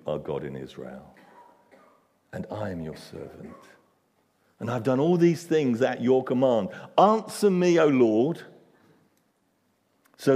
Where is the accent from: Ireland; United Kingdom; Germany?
United Kingdom; England; we're English